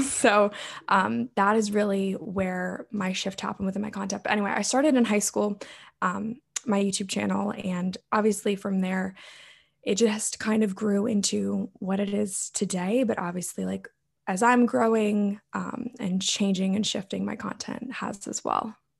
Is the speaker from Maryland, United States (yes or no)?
yes; Maryland, United States; I'm from Maryland in the United States.